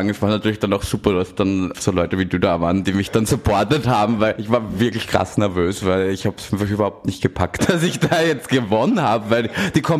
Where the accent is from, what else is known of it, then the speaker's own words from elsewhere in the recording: Austria; moved away as an adult; now in Berlin, Germany; Ich komme ursprünglich aus Österreich. Äh, ich lebe seit 2016 in Berlin und mache jetzt seit drei Jahren Pornos